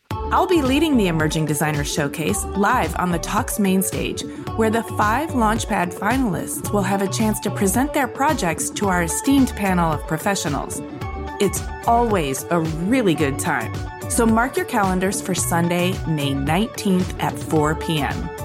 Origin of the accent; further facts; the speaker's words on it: Michigan, United States; moved away as an adult; also born or lived in New York City; I came from Michigan